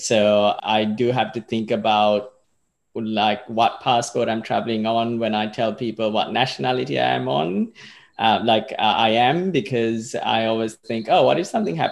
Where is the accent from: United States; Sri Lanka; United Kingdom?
Sri Lanka; moved away as an adult; also born or lived in Australia / Melbourne / Perth; now in Far North Queensland, Australia; I was born in Australia, but I grew up in Sri Lanka